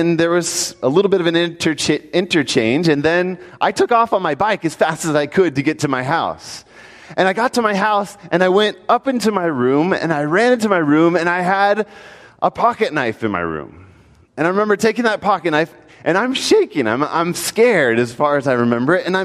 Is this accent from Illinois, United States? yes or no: no; Hamburg, Pennsylvania, United States; as a kid growing up in Hamburg, Pennsylvania